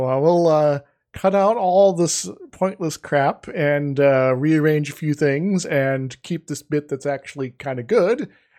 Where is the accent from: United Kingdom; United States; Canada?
United States; Iowa; I'm from Iowa originally.